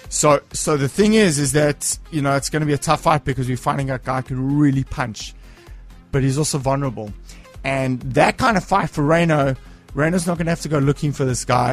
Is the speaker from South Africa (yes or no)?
yes; Cape Town, Western Cape, South Africa; I'm from Cape Town